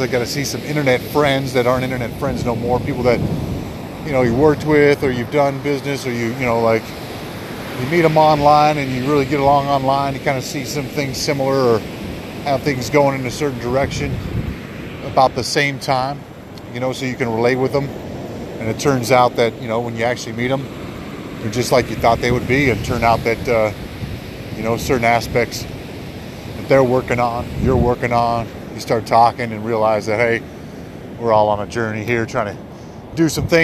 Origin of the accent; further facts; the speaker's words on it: Colorado, United States; I'm from Colorado